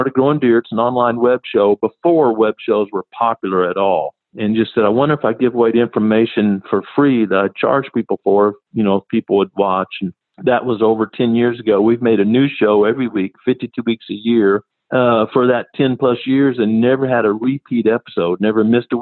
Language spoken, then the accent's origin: English; Missouri Ozarks, United States; moved away as an adult; also born or lived in South Carolina; I'm from the Missouri Ozarks here